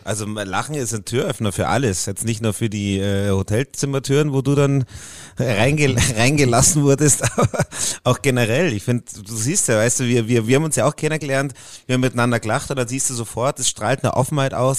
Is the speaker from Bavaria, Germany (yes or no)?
yes; Puchheim, Bavaria, Germany; accent: Bavarian; in äh, Puchheim aufgewachsen. Das ist so 20 Kilometer